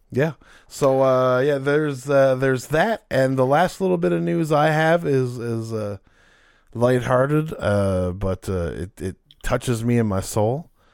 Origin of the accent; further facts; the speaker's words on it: Canada; being Canadian